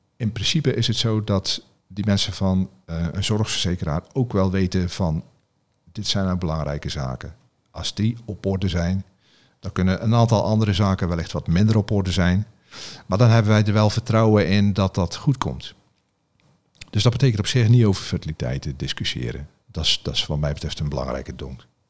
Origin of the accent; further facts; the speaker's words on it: Zeelandic Flanders, Netherlands; ik zit in Zeeuws-Vlaanderen, waar ik vandaan kom